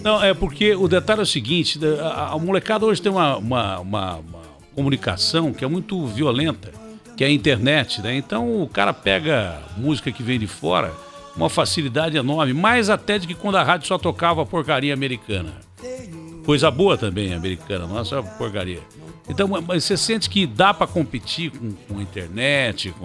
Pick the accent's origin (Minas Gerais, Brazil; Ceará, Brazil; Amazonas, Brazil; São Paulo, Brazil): São Paulo, Brazil; Ribeirão Preto; now in São Paulo, Brazil; eu amo a minha cidade, nasci em Ribeirão Preto